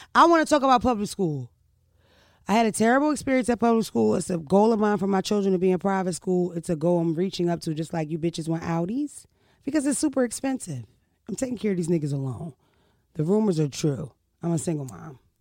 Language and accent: English; Philadelphia, Pennsylvania, United States; moved away; also born or lived in Delaware; I'm from Philadelphia and Delaware